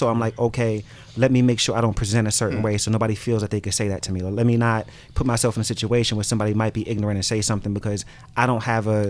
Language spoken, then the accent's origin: English; New York City, New York, United States; Growing up where I grew up in Brooklyn, and I grew up in the hood, I grew up in the projects.